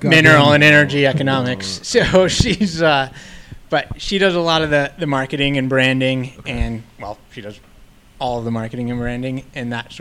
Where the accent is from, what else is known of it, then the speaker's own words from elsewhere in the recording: Delta, Colorado, United States; moved away as an adult; also born or lived in Golden, Colorado; I grew up in Delta, Colorado